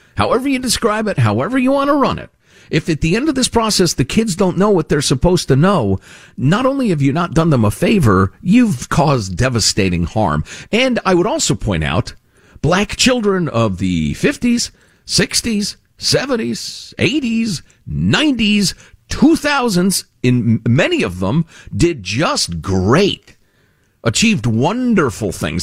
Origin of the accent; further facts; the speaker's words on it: two towns outside of Cook County, Illinois, United States; I grew up two towns outside of Cook County. So it's where we grew up.